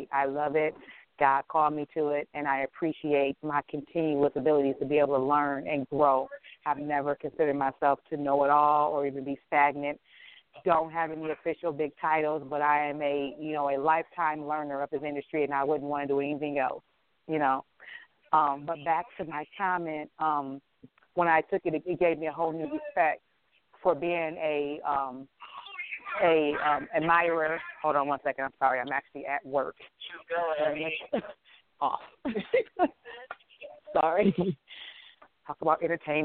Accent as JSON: {"language": "English", "town": "Detroit", "region": "Michigan", "country": "United States", "said": "I'm from Detroit, Michigan"}